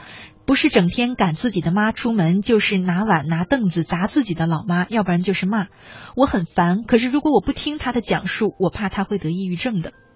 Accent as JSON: {"language": "Chinese", "region": "Northeast China", "country": "China", "accent": "Northeastern dialect", "said": "用我们东北话叫炸刺的"}